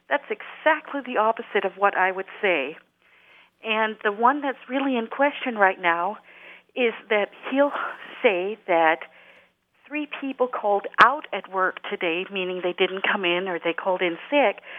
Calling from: Hudson, New York, United States; this is … in Hudson, New York.

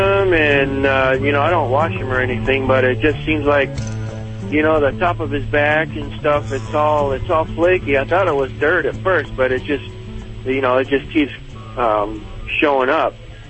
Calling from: Parker, Arizona, United States; I'm actually in Parker, Arizona.

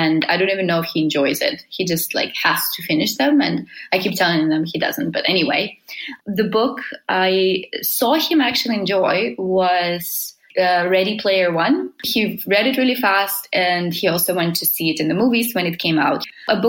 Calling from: Helsinki, Uusimaa, Finland; I'm calling from Helsinki, Finland.

